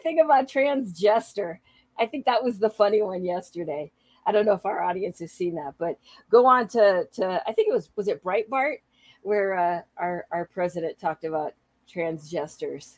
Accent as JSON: {"language": "English", "town": "San Francisco", "region": "California", "country": "United States", "tie": "born or raised there", "also_born_or_lived": "South Bay, California", "moved": "as an adult", "said": "both of us and my oldest son were born in the city of San Francisco. And so San Francisco was my home for 36, almost 37 years"}